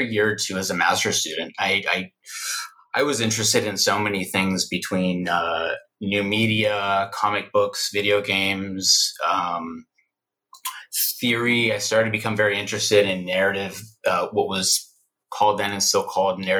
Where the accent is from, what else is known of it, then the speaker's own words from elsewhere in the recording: Houston, Texas, United States; moved away as an adult; also born or lived in Mexico City, Mexico / Palm Desert, California; I was born in Mexico City, and my family immigrated to the United States when I was about a year old, and I grew up in Houston, Texas.